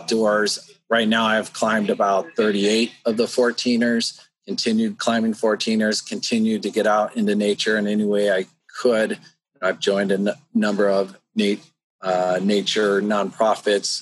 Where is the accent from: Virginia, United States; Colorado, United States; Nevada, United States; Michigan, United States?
Colorado, United States; Boulder; Moved to Colorado when I was 12